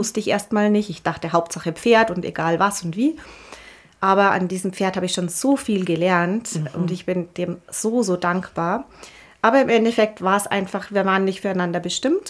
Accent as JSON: {"language": "German", "town": "Bad Reichenhall", "region": "Bavaria", "country": "Germany", "also_born_or_lived": "Munich", "moved": "as an adult", "said": "ich komme aus Bad Reichenhall, das ist alles etwas kleiner und ja, man ist so ein bisschen behütet"}